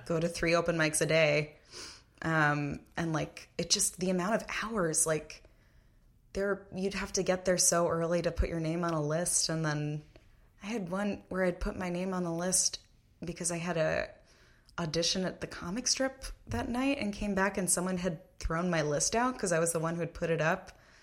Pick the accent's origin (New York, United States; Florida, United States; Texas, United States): New York, United States; Massapequa; I'm from Massapequa, Long Island, New York